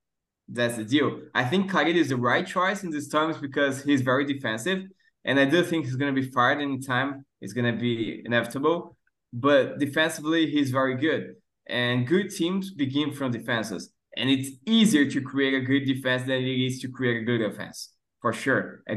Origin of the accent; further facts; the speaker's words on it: Guarujá, São Paulo, Brazil; English is a second language; I was born and raised in Guarujá, very close to Santos.